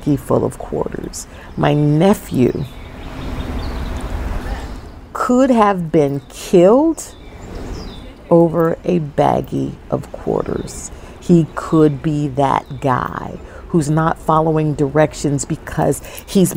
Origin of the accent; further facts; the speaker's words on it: New Jersey, United States; now in Charlotte, United States; I was raised in Jersey